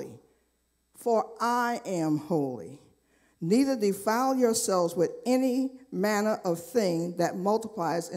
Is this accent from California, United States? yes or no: no; New York, United States; I grew up in New York